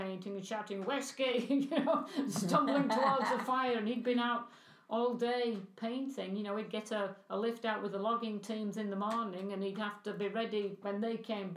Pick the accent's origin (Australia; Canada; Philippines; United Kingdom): United Kingdom; England; moved away; I was brought up in England